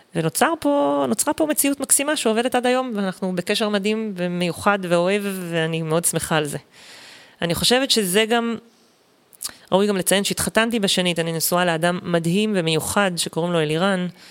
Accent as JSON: {"language": "Hebrew", "area": "Eshkol Regional Council", "region": "Southern District", "country": "Israel", "tie": "born or raised there", "also_born_or_lived": "Sdot, Sinai Peninsula (born, lived until age 9)", "said": "עברנו לגור במועצה אזורית אשכול"}